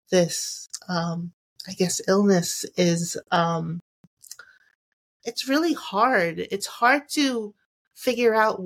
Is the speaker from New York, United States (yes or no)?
yes; Long Island, New York, United States; also born or lived in Queens, New York; I'm from Long Island, New York.